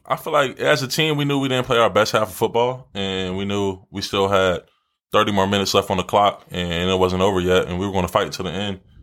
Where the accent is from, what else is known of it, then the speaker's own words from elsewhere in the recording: Philadelphia, Pennsylvania, United States; moved away; my mom's from Philly, and I grew up out there